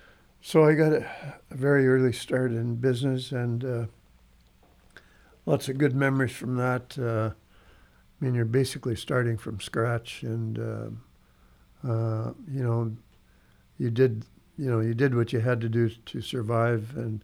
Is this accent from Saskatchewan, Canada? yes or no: yes; Frenchman Butte, Saskatchewan, Canada; also born or lived in Paradise Hill, Saskatchewan / St. Walburg, Saskatchewan; I was born in Paradise Hill, but in my younger years, we actually lived in Frenchman Butte. And when I was about, 13 years old, my dad got transferred by Imperial Oil down to Paradise Hill, which was only 11 miles